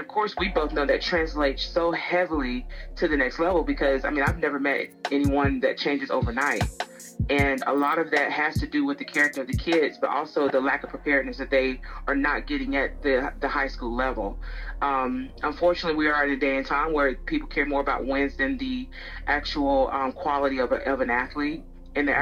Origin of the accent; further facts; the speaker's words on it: Tuscaloosa, Alabama, United States; I am from Tuscaloosa, Alabama, and um, you know grew up about maybe 15 minutes from the UA itself